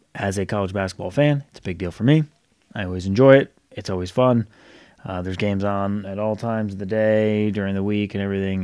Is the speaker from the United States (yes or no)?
yes; Rhode Island, United States; moved away; growing up in Rhode Island